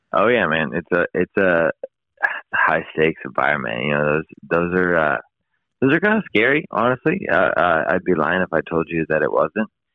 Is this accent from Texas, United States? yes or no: no; East Bay, California, United States; moved away as an adult; also born or lived in Sacramento, California; now in San Luis Obispo, United States; I'm from the East Bay uh, originally